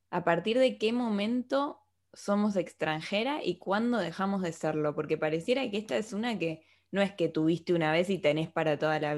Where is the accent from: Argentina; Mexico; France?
Argentina; now in Spain; Yo soy argentina